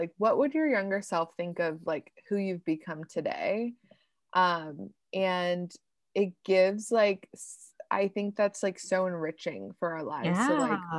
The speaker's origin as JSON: {"language": "English", "region": "Pennsylvania", "country": "United States", "tie": "born or raised there", "said": "So like, for example, I grew up in Pennsylvania."}